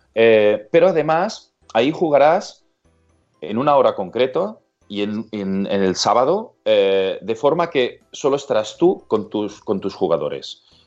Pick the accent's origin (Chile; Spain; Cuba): Spain; Vilanova i la Geltrú, Catalonia; also born or lived in London / Australia; Yo soy de Villanova y Les Autru, que estamos a 40 kilómetros de Barcelona.